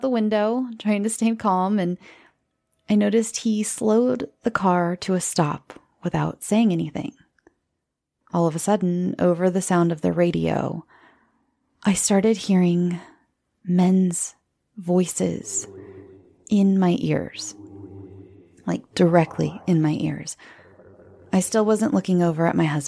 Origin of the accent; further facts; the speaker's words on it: Southern California, United States; I'm from Southern California